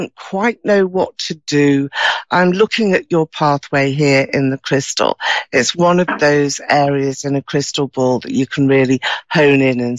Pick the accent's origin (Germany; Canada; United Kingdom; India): United Kingdom; You can probably tell from my accent here, I'm from the UK, just outside of London